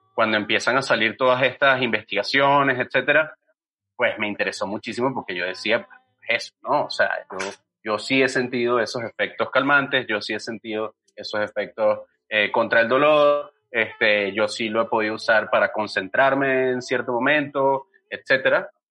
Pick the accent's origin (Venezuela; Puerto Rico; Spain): Venezuela; now in Mexico; yo soy venezolano